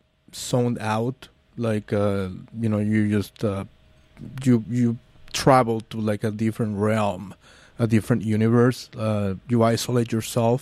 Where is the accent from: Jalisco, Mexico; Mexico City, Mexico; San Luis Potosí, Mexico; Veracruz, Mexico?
Mexico City, Mexico; I'm from Mexico City